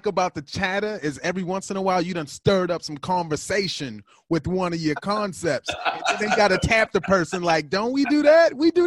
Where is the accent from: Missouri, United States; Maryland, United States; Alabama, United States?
Maryland, United States; Baltimore; now in California, United States; I'm originally from Baltimore, Maryland